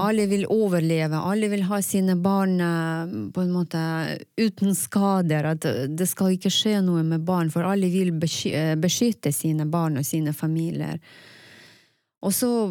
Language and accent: Norwegian; Ukraine; first language Russian; Norwegian is a second language; moved away as an adult; now in Tromsø, Norway; jeg kommer fra Ukraina for ni år siden